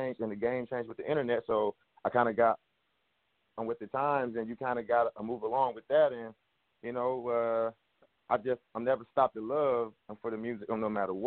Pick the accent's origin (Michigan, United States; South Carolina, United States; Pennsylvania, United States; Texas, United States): Michigan, United States; Detroit; I'm from Detroit, and I make rap music